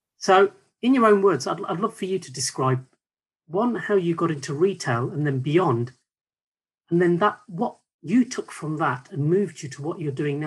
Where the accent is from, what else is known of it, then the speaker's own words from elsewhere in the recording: Nuneaton, West Midlands, United Kingdom; accent: Brummie; also born or lived in Birmingham; I was born in Birmingham, but I'm actually from a town called Nuneaton, so East Midlands, where I think half of the town have a Birmingham accent